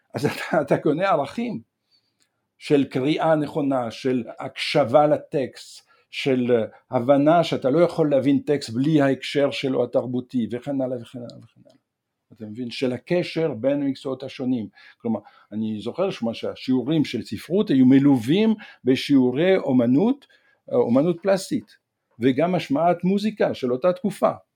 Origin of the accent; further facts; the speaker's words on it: Provence-Alpes-Côte d'Azur, France; Hebrew is a second language; also born or lived in northern France; now in Israel; מגיל שבע אני גדלתי ב-, ב-, בפרובנץ, בהר, לב-, בדרום צרפת